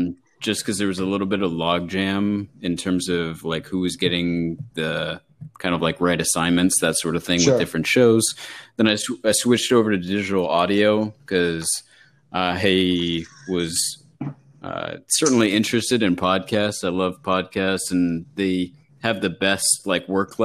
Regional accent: West Coast, United States; now in Connecticut, United States; I moved out to Connecticut from the West Coast. I went to school in L.A.

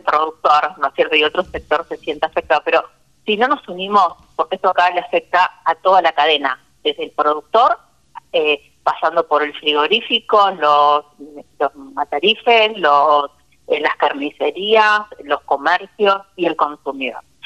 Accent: Argentina; desde mi tierra, Santa Cecina.

